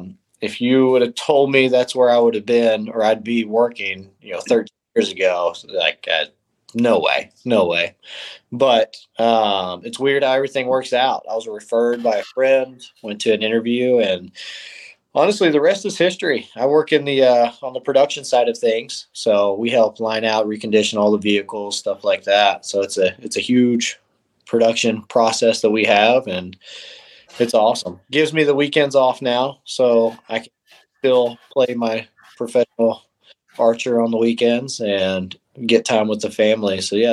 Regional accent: Norman, Oklahoma, United States; also born or lived in East Coast; So I am from Norman, Oklahoma. I've basically been raised here, originally born up on the East Coast, but my whole family is all in the military, so we traveled all over and then settled down at Tinker Air Force Base

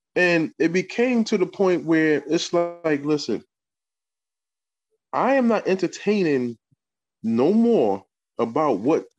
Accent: New York City, New York, United States; now in Kingston, United States; I'm from Harlem. Been up here in Kingston 22 years or whatever.

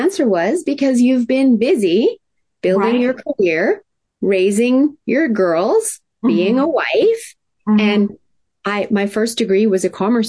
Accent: Tokyo, Japan; And I was raised in Tokyo, Japan in the 70s, in the height of manufacturing plants spewing out toxins.

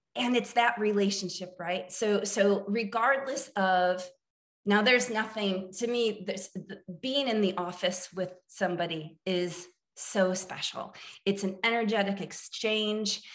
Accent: central Illinois, United States; moved away as an adult; also born or lived in New Jersey / New York / Chicago / Asheville, North Carolina; now in Austin, United States; I am from Illinois, grew up on a farm uh, in the middle of uh, central Illinois

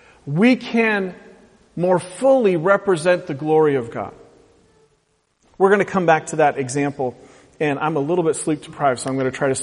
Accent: West Coast, United States; I talk like everybody on TV because I'm from the West Coast. So I don't have an accent.

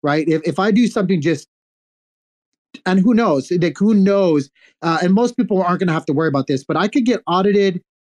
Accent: United States; speaking as an American

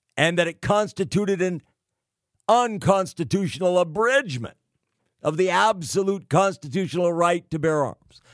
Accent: California, United States; California. the Golden State, my home state

